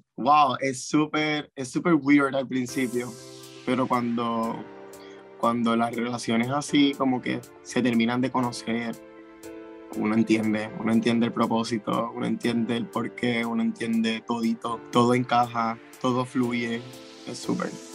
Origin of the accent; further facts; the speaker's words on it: Puerto Rico; somos los únicos puertorriqueños en nuestras propias categorías